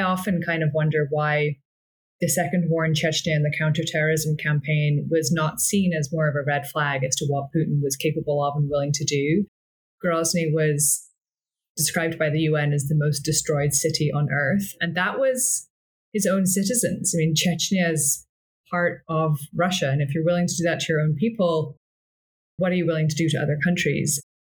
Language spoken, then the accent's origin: English; Scotland, United Kingdom; I'm from Scotland, although my accent doesn't really give it away much anymore